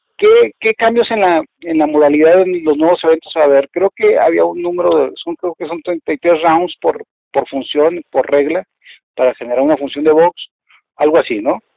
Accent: Mexico; como somos los mexicanos

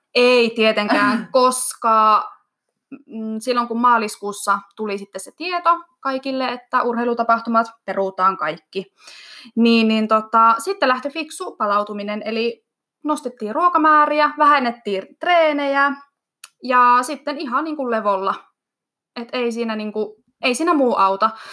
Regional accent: Iisalmi, North Savo, Finland; now in Kajaani, Finland; mä oon kotoisin Iisalmesta

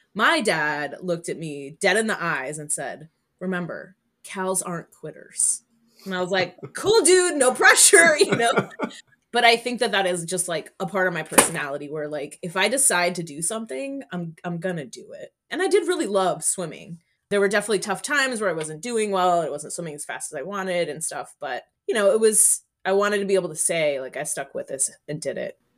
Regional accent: Miami, Florida, United States; moved away as an adult; now in New Haven, United States; I went to middle school and high school in Miami, Florida

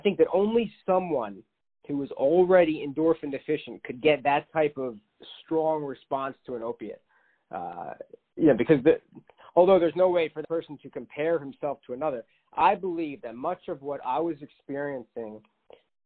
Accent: Philadelphia suburbs, Pennsylvania, United States; I grew up in the Philadelphia suburbs

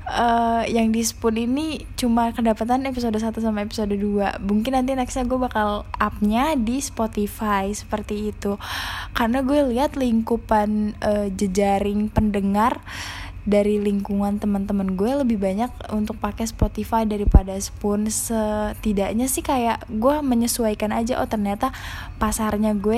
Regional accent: Jakarta, Indonesia; karena gue juga orang Jakarta mungkin orang yang dari luar Jakarta kalau ngedengernya agak aneh ya

